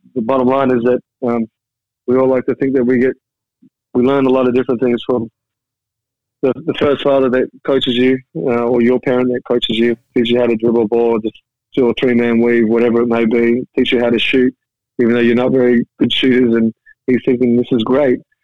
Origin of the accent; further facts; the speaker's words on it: Perth, Western Australia, Australia; growing up in Australia